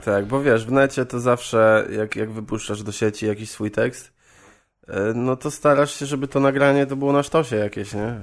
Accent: Żagań, Lubusz Voivodeship, Poland; moved away as an adult; now in Wrocław, Poland; Pochodzę z Żagania, to mhm. jest woj, e, województwo lubuskie, niedaleko Zielonej Góry w sumie. E, no i tam mieszkałem do 19 roku życia. Tam, tam jakby chodziłem do szkoły, wychowywałem się

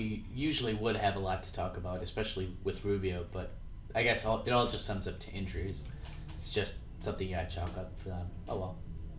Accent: Chicago, Illinois, United States; we're both from Chicago

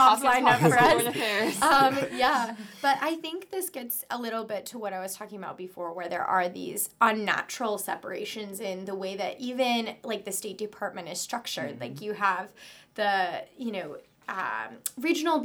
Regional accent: United States; as an American

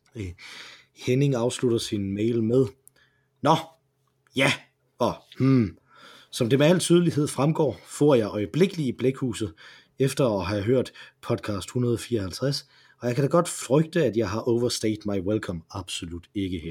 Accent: Aarhus, Central Denmark Region, Denmark; da jeg var ung i Aarhus

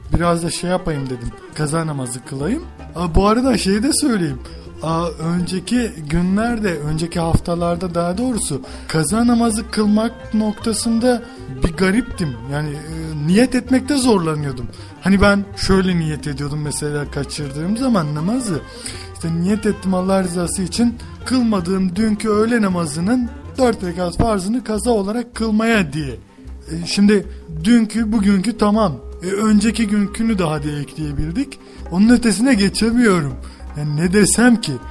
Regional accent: Hatay, Turkey

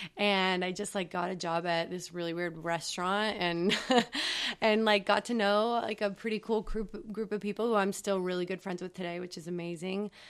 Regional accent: Atascadero, California, United States; We grew up on the Central Coast in a small town called Atascadero.

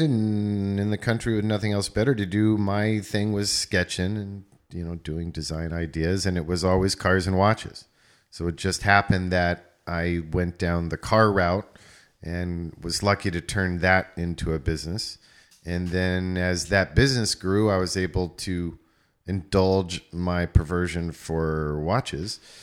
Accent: East Coast, United States; I'm from East Coast

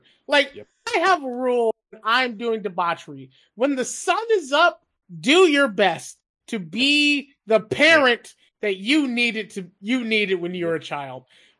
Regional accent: the South, United States; I'm from the South

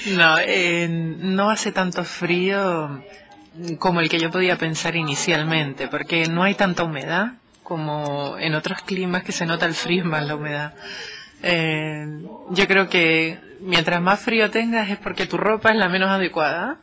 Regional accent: Canary Islands, Spain; moved away as an adult; now in Finland; vengo de España concretamente del archipiélago canario

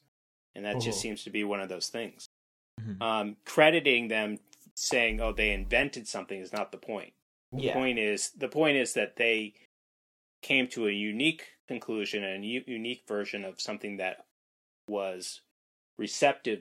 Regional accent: Bay Area, California, United States; also born or lived in the South; now in Vermont, United States; I grew up in the Bay Area

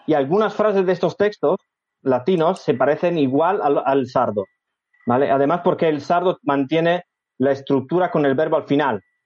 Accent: Sardinia, Italy; moved away as an adult; now in Valencian Community, Spain

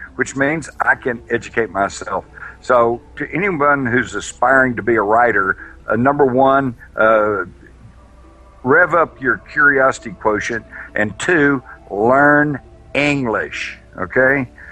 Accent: Texas, United States; I was of the Texas redneck mentality at that time.

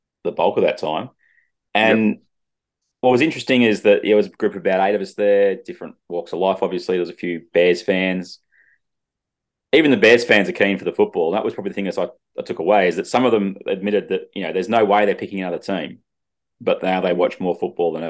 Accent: Sydney, New South Wales, Australia; I grew up in the Northwest Sydney region

